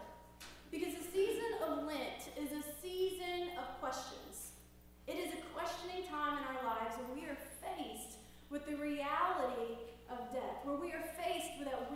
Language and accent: English; Tennessee, United States; now in Louisiana, United States; We're originally from Tennessee, my family